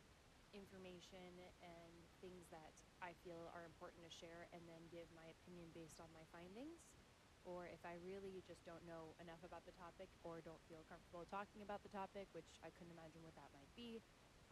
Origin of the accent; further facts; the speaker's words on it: Richmond, Virginia, United States; I was born in Richmond, Virginia